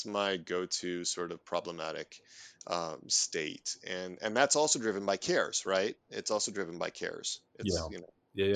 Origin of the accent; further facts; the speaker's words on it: Neenah, Wisconsin, United States; I grew up in a little town called Nina, not far from Green Bay. And there's a huge cultural aspect of the Packers when you grow up in East Central Wisconsin